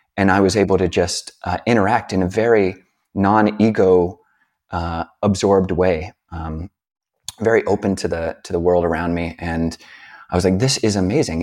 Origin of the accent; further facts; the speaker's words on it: United States; being a American hippie-ish, uh, type